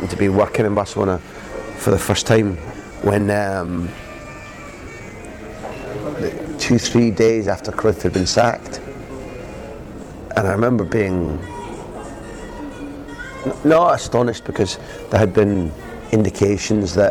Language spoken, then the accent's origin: English; Scotland, United Kingdom; moved away; As a Scot